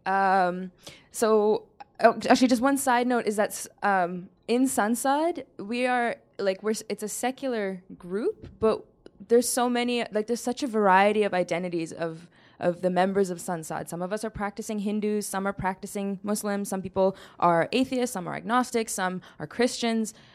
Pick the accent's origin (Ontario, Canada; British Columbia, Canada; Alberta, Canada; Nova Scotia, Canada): British Columbia, Canada; Surrey; also born or lived in Saskatoon; I grew up in Surrey